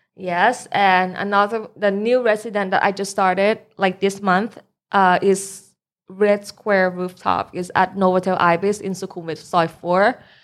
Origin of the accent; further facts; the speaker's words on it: Bangkok, Thailand; also born or lived in United States; I'm from Bangkok